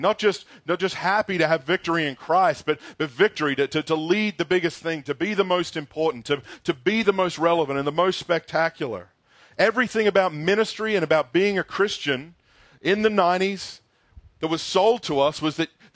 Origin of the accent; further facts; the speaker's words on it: Australia; moved away; I grew up in Australia in the 90s.